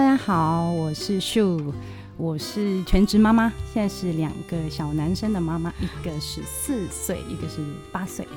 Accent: Hong Kong; moved away as an adult; now in Taiwan; 我是香港人

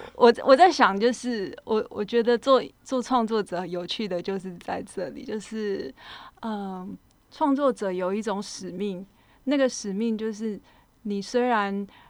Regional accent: Pingtung County, Taiwan; moved away; also born or lived in Kaohsiung / Tainan / Taichung / Taipei; 我本身是屏东人，但是在高雄出生，那学习的背景就是一路北，往北发展，就是在台南的时候是学美，是美工科系，然后在台中的时候是，呃，造型科系，然后一直到台北是学，呃，造型所的雕塑组

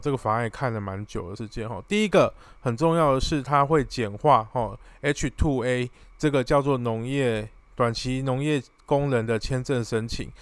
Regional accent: Taiwan; 我们台湾人

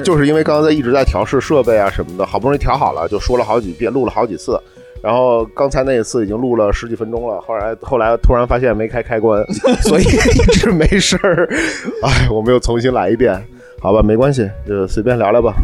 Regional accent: China; now in France; 小时候在国内，然后或者后来来了法国之后

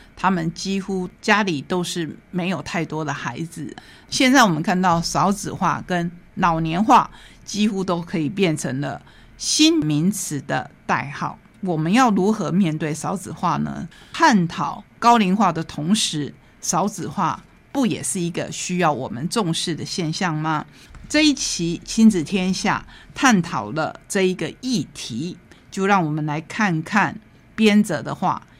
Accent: Taitung County, Taiwan; 我要让大家知道我们台东在哪里。

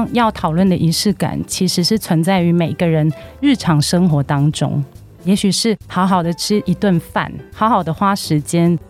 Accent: Hong Kong; moved away as an adult; now in Taiwan; 我其实是香港人，我之前在香港珠宝公司做行销创意的工作，然后有七年

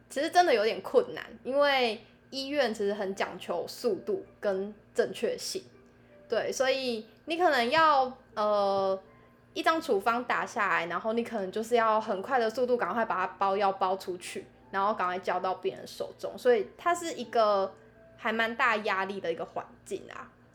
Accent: southern Taiwan, Taiwan; moved away as an adult; 那我也是南部人

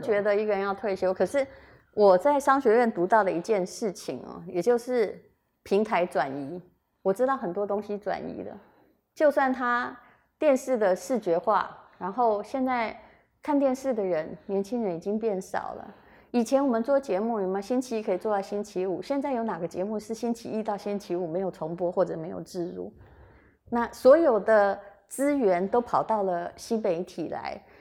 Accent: Yilan County, Taiwan; 我们宜兰人

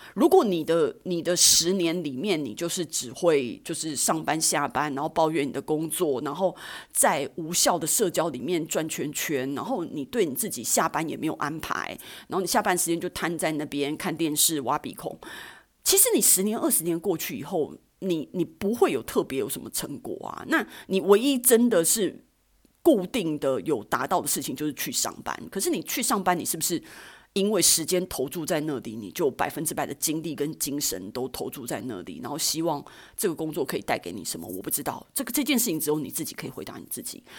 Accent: Taiwan; 身为台湾人

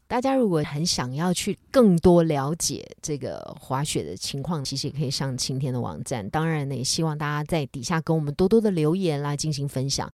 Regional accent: Taiwan; 我们台湾人实在是太少看到雪了

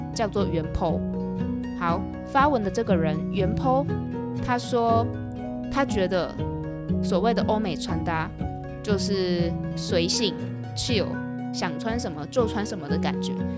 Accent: Taiwan; 我们台湾人

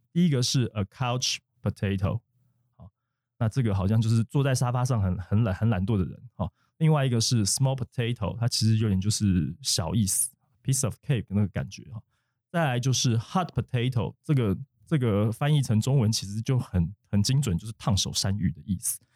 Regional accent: Taiwan; accent: Taiwanese accent; 身为一个台湾人，就是有点腔

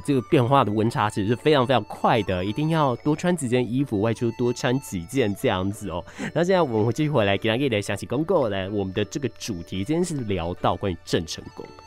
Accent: Kaohsiung, Taiwan; 我是高雄人嘛，土生土长在高雄

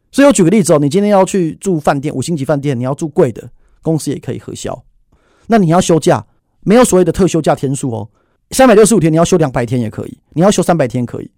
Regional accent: Taiwan; 我们台湾人民

